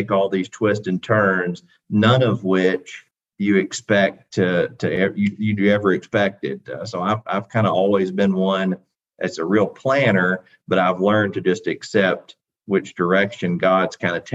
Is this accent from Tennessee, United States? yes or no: yes; Athens, Tennessee, United States; president of Tennessee Wesleyan here in my hometown of Athens